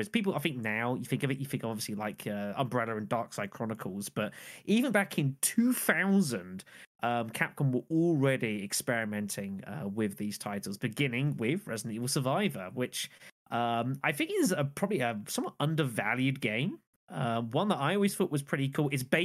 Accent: United Kingdom; being British and not Australian

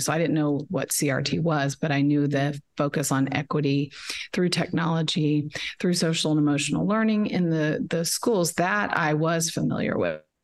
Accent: Dallas, Texas, United States; also born or lived in Shreveport, Louisiana; I'm from Dallas and uh, was born in Shreveport, but have lived in Dallas my whole life

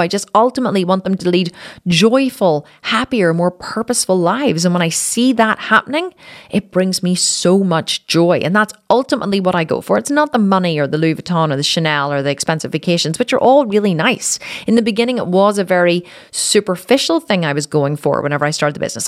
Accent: Ireland; I'm Irish

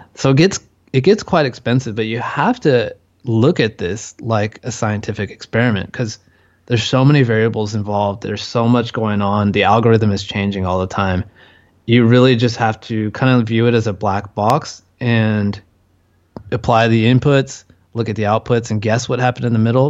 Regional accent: California, United States; moved away as an adult; now in Chiang Mai, Thailand; I'm from California

